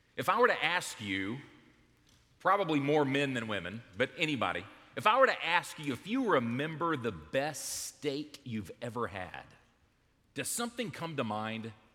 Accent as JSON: {"language": "English", "town": "Smyrna", "region": "Georgia", "country": "United States", "tie": "born or raised there", "said": "we grew up in Smyrna, Georgia"}